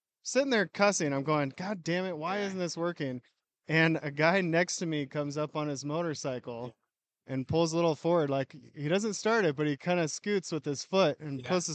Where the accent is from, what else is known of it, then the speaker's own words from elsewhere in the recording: Seattle, Washington, United States; moved away as an adult; now in Coeur d'Alene, United States; From Seattle originally